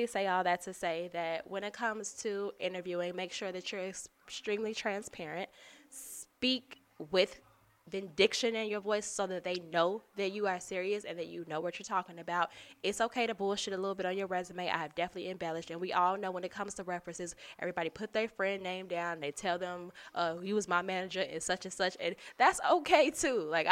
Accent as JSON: {"language": "English", "town": "Chicago", "region": "Illinois", "country": "United States", "said": "I'm from Chicago. I say jury"}